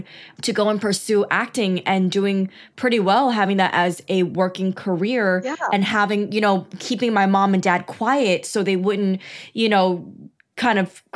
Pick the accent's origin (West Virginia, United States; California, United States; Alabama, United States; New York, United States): New York, United States; first language Chinese; English is a second language; also born or lived in Flushing, Queens / Long Island; I was born and raised in New York